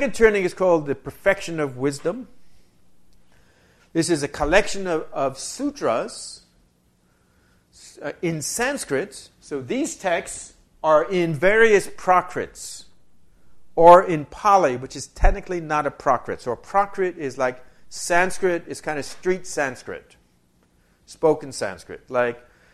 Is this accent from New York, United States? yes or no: yes; New York, United States; now in Wisconsin, United States; I'm originally from New York.